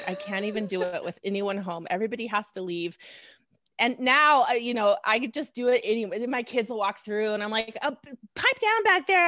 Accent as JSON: {"language": "English", "town": "Reno", "region": "Nevada", "country": "United States", "tie": "born or raised there", "also_born_or_lived": "Lincoln, Nebraska", "moved": "as an adult", "said": "went to medical school in my hometown, Reno, Nevada"}